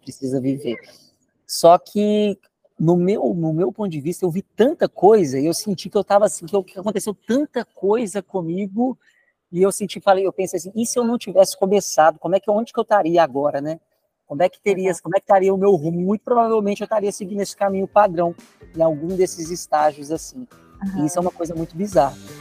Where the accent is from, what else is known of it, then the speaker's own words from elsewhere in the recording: Belo Horizonte, Minas Gerais, Brazil; moved away; Eu nasci em Belo Horizonte, é uma cidade grande no Brasil